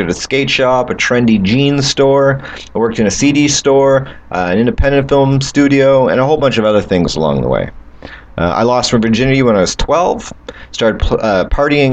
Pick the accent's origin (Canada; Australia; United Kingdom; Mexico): Canada; I'm from Canada